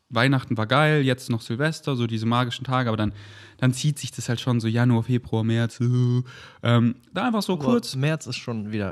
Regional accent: Munich, Bavaria, Germany; now in Berlin, Germany; Berlin, das ist meine Base. München ist, wo ich herkomme und das sind meine Wurzeln

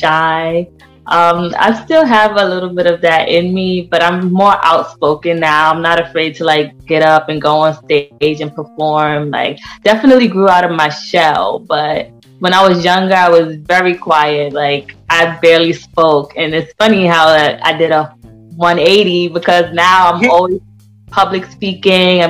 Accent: New York City, New York, United States; I was born and raised in Queens, Far Rockaway to be exact

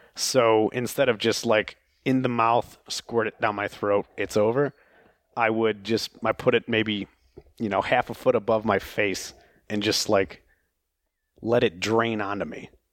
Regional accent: Oklahoma, United States; in, uh, Oklahoma, where I'm from

